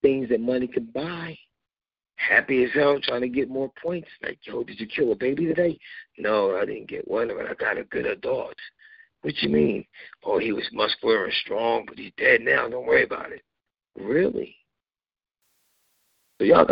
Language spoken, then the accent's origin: English; United States; I was born in the United States, but I'm an immigrant still. Because my descendants came from Africa